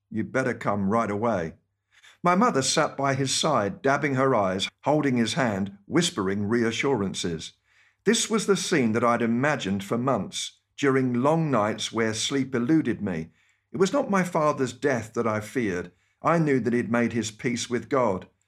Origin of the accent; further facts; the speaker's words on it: United Kingdom; accent: British; moved away as an adult; my British accent